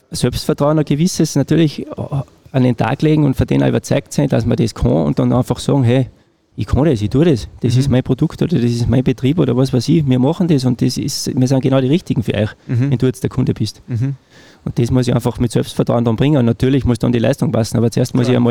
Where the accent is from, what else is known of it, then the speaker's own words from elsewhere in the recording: Wagrain, Salzburg, Austria; in Wagrein, äh, ja. Genau. ja. Mhm. Äh, meine Heimat.